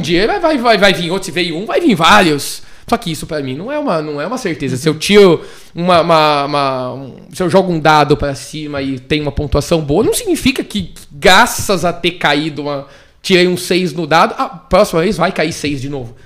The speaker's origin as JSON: {"language": "Portuguese", "town": "Bragança Paulista", "region": "São Paulo", "country": "Brazil", "also_born_or_lived": "Fortaleza", "moved": "yes", "said": "Sou, sou de, de Bragança Paulista, moro em Fortaleza"}